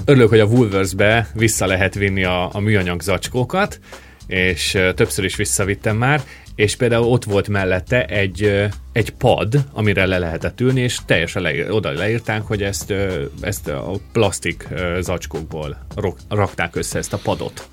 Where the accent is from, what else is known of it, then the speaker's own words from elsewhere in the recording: Great Hungarian Plain, Hungary; now in Australia; alföldi srác vagyok